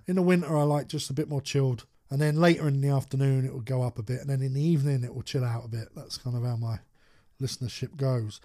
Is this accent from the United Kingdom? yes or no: yes; United Kingdom; as British people